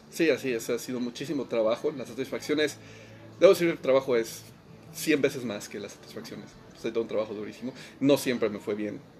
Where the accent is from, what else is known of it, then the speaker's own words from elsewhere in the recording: Mexico; moved away as an adult; now in Austria; como músico mexicano en México